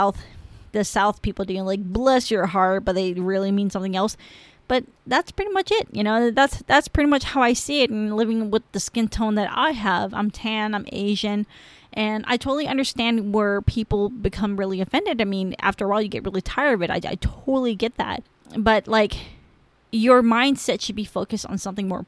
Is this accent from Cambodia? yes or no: yes; Cambodia; first language Khmer; English is a second language; now in United States; I'm Cambodian